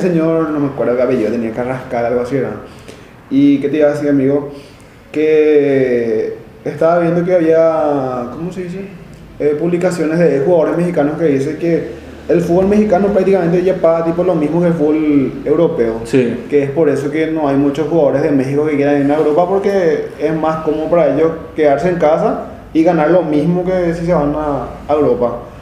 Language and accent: Spanish; Paraguay; nosotros como paraguayos